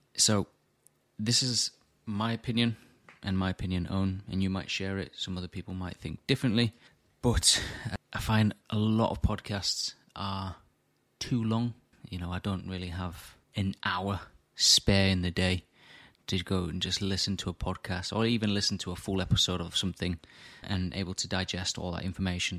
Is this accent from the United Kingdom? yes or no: yes; Morley, Yorkshire and the Humber, United Kingdom; my hometown in Morley